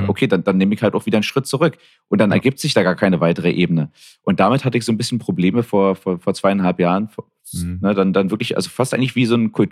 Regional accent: Berlin, Germany; moved away as an adult; now in Canada

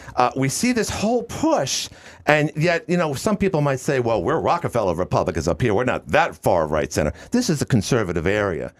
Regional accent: New York City, New York, United States; moved away; we're both from Queens

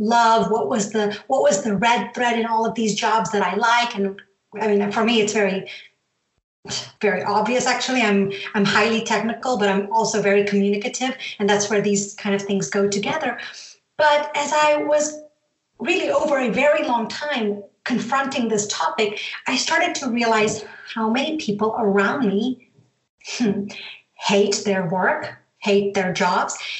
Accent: Atlanta, Georgia, United States; moved away as an adult; also born or lived in Zambia / San Jose, California; now in Switzerland; From my accent, you can tell that I grew up in the U.S., but, you know, I moved there when I was 10 years old

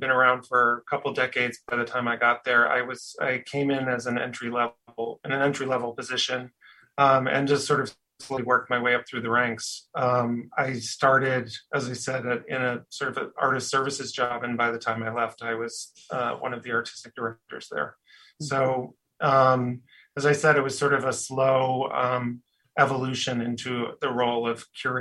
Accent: New England, United States; also born or lived in upstate New York; now in New York, United States; originally I'm from New England, actually, but I went to school in upstate New York

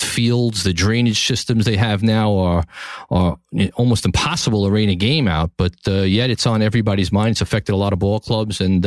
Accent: New York City, New York, United States; from the heart of the greatest city on the planet, New York City, Tribeca, my hometown

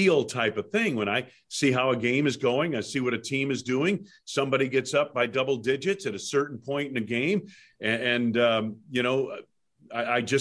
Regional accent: Pittsfield, Massachusetts, United States; moved away as an adult; also born or lived in Midwest; I grew up on skis in New England

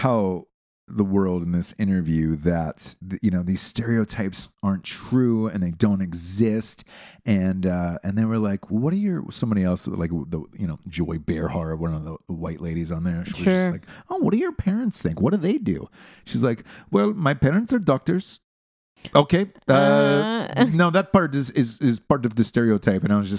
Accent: Georgia, United States; a lot of people ask me why I don't have a Southern accent because I grew up in Georgia my entire life.

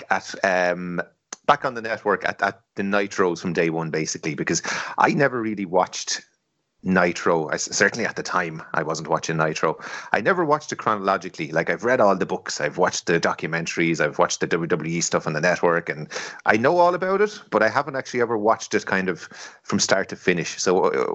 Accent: Ireland; we're all Irish lads

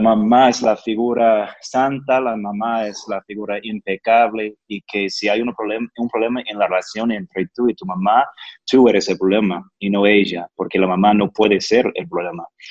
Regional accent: United States; Spanish is a second language; yo soy gringo

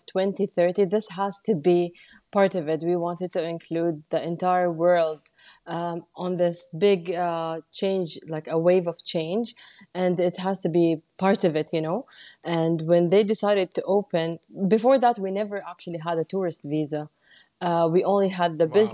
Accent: Jeddah, Makkah Province, Saudi Arabia; also born or lived in Mecca; I'm from Jeddah. I was born in Mecca. My family is from Mecca as well. And they moved to Jeddah when I was one year old. And I've been living in Jeddah ever since.

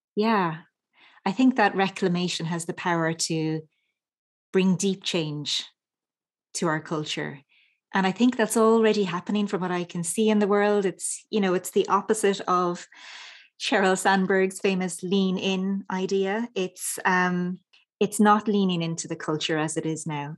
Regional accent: Ireland; as a little girl growing up in Ireland

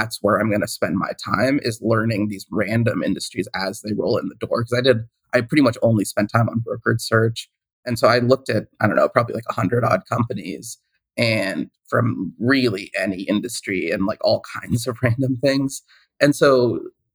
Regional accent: Seattle, Washington, United States; also born or lived in Boston; I grew up in the Seattle area

